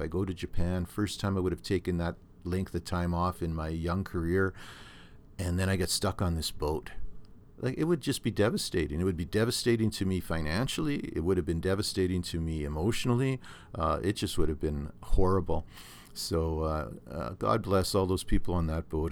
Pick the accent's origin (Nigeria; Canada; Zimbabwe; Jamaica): Canada; Thunder Bay, Ontario; now in Norfolk County, Canada; my hometown of Thunder Bay up on, uh, the North Shore Lake Superior